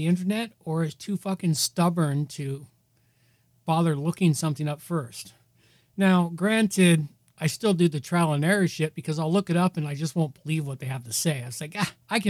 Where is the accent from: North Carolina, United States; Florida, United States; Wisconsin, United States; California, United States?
California, United States; moved away; I grew up in California